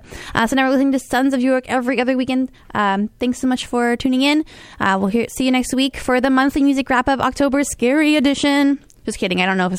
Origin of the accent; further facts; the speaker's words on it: Canada; Well, I mean, as a Canadian, I guess one could argue.